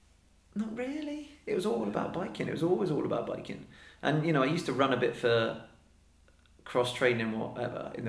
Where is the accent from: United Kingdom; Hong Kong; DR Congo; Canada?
United Kingdom; Devon, South West England; moved away as an adult; also born or lived in Yorkshire; now in Northern Ireland, United Kingdom; I was born in Yorkshire, actually. Brought up in Devon.